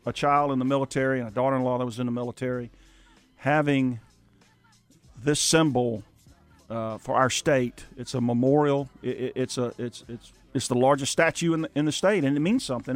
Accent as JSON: {"language": "English", "region": "South Louisiana", "country": "United States", "tie": "born or raised there", "moved": "yes", "said": "I grew up in South Louisiana"}